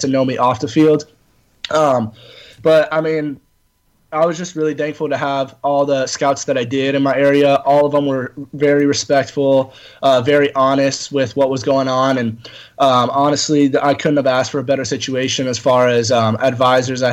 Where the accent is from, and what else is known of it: Southern California, United States; born or raised there; also born or lived in Morristown, New Jersey